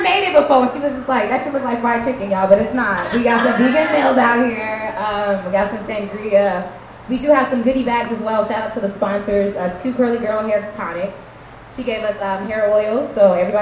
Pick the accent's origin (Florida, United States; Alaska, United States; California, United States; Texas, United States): California, United States; Compton; I'm from LA, and for a long time, the way I spoke was my insecurity, because I'm from the hood, I'm from Compton